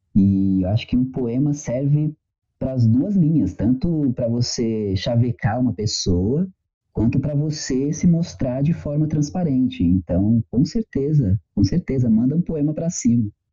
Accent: São Paulo, Brazil; cresci em São Paulo ali nos anos 90, nos 2000.

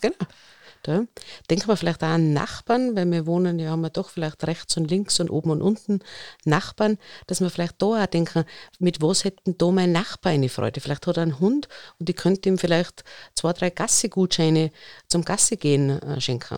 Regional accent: Innsbruck, Tyrol, Austria; bei uns in Innsbruck der Alpenzoo

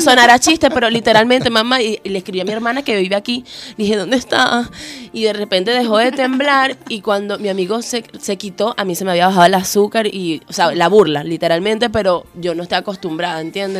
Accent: Coro, Falcón, Venezuela; now in Chile; Yo soy de Coro

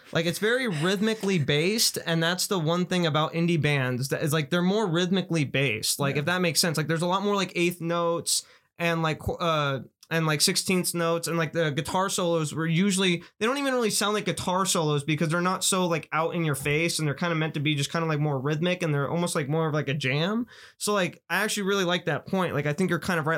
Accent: Las Vegas, Nevada, United States; we're the first generation of like real kids to like really come out of Vegas

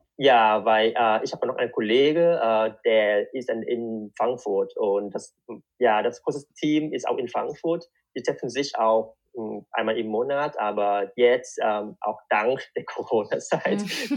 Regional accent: Vietnam; German is a second language; moved away as an adult; also born or lived in Darmstadt, Germany; now in Germany; ich bin in Vietnam geboren und aufgewachsen

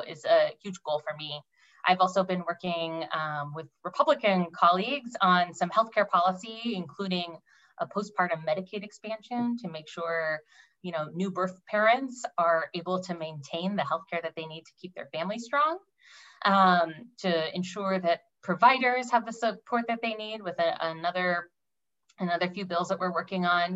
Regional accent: Sunnyslope, South Kitsap, Washington, United States; I grew up in Sunny Slope in the house my mom grew up in. Graduated from South Kitsap High School in 2004.

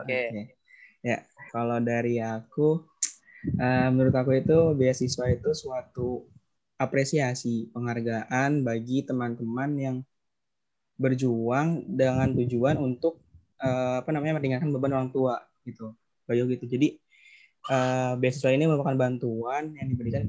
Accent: Bekasi, West Java, Indonesia; Asalnya dari Bekasi

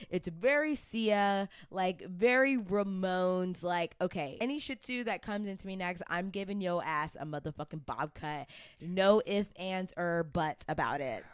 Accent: Atlanta, Georgia, United States; I'm from Atlanta

